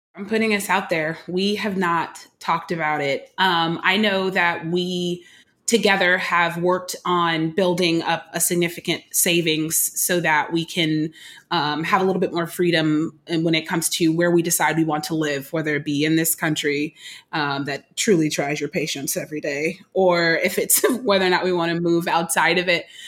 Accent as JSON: {"language": "English", "town": "Oakland", "region": "California", "country": "United States", "tie": "born or raised there", "moved": "yes", "lives_now": "Brooklyn, United States", "said": "I'm born and raised in Oakland, California"}